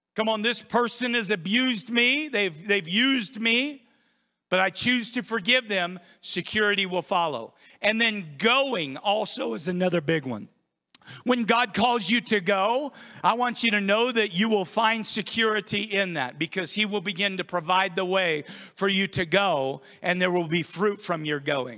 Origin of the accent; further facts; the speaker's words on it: United States; now in Idaho, United States; I grew up on the Columbia River. Every single day I was in that river or on the river